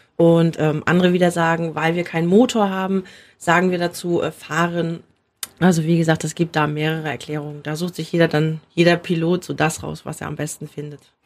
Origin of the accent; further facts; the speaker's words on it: Mecklenburg-Vorpommern, Germany; hier bei uns in Mecklenburg-Vorpommern